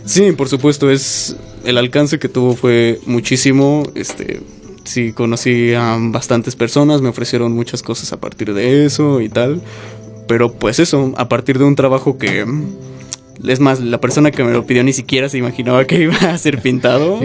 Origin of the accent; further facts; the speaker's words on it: Mexico; como mexicanos y como artistas